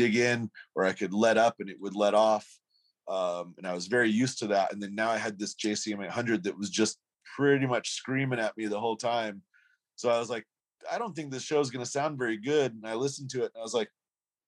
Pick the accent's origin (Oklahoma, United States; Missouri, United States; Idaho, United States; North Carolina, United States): Idaho, United States; Boise; we told him Boise